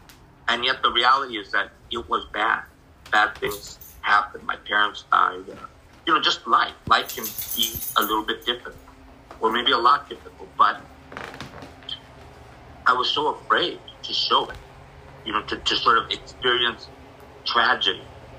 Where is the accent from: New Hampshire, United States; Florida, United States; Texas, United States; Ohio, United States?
Texas, United States; also born or lived in El Paso / Tucson / Nogales / Santa Rosa; And I was born in Texas, and so we worked out in the fields in Texas, and then in El Paso, and then in Tucson, Nogales area. And then in Santa Rosa, in the wineries and all that.